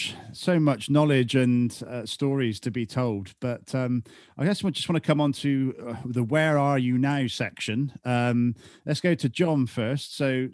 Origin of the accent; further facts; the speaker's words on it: England, United Kingdom; That's great to hear as an Englishman.